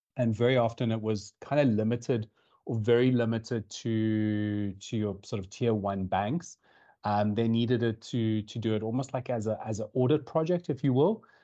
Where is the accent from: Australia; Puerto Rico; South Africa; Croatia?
South Africa; moved away as an adult; now in Dublin, Ireland; as you can tell, or potentially tell from the accent, I'm from South Africa. I moved over to Ireland uh, about two years